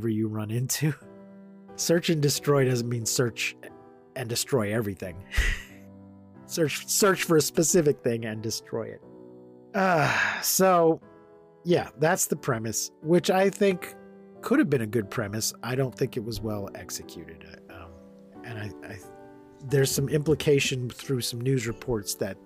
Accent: Odessa, Texas, United States; We're both from Odessa, which is right next door to Midland.

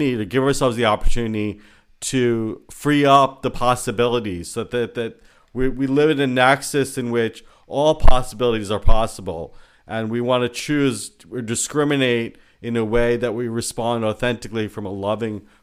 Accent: United States; I'm Indian American, I was born in this country

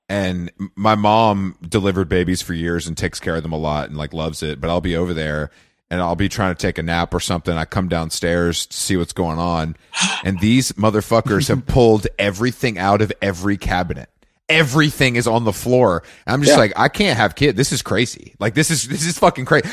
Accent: Atlanta, Georgia, United States; moved away; also born or lived in New York; I'm from Atlanta

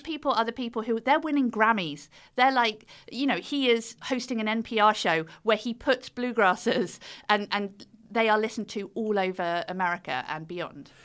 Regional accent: United Kingdom; accent: British; the British accent just did me so well over there

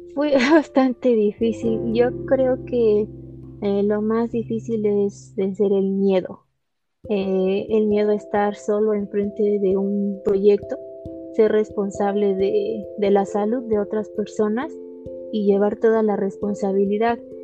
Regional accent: Ixmiquilpan, Hidalgo, Mexico; soy originaria de Ixmiquilpan, Hidalgo

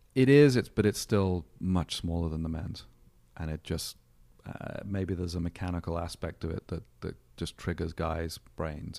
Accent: England, United Kingdom; now in Solana Beach, United States; born in England. Um, grew up, uh, in the seventies in the U K

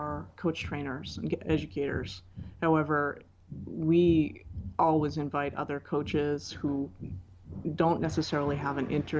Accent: Canada; I'm Canadian

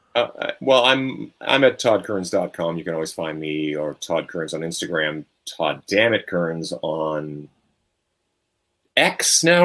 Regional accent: Canada; I'm Canadian

